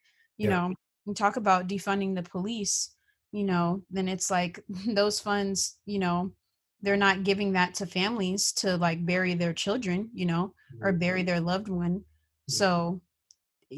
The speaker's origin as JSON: {"language": "English", "area": "Bay Area", "region": "California", "country": "United States", "said": "I'm from the Bay Area"}